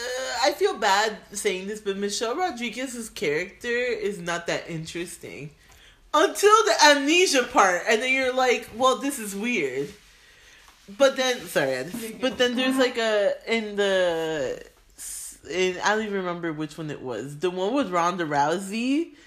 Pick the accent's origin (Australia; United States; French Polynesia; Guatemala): United States; Miami, Florida; it was a few of us that were like Miami, so he started singing a little bit, you know